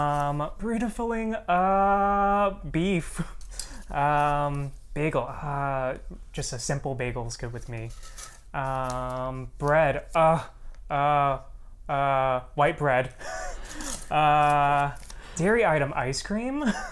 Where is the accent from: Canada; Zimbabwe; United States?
United States; California; born there; also born or lived in Florida; I was born in California, and then I moved around a lot throughout the U.S., and then most recently I lived in Florida